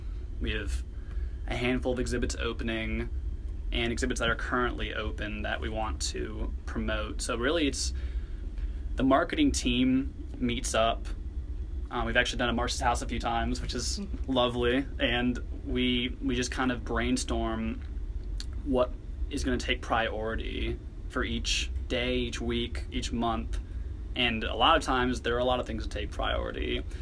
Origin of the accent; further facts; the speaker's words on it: Virginia, United States; moved away as an adult; now in Raleigh, United States; I'm from Virginia. I've only been in Raleigh for 2 years now